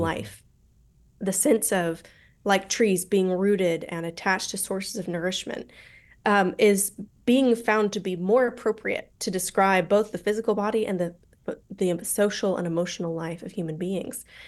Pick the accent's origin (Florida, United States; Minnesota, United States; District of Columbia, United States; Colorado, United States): Colorado, United States; accent: American; moved away as an adult; also born or lived in St Andrews, Scotland; now in London, United Kingdom; I'm mostly from Colorado